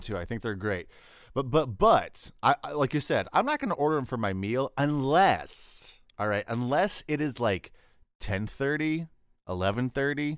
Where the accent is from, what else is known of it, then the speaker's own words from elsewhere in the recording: Texas, United States; I'm from Texas